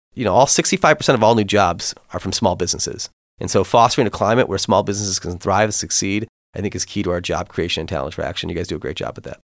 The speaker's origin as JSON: {"language": "English", "town": "Kimball Township", "region": "Michigan", "country": "United States", "tie": "born or raised there", "said": "raised in, in Kimball Township, just outside Port Huron"}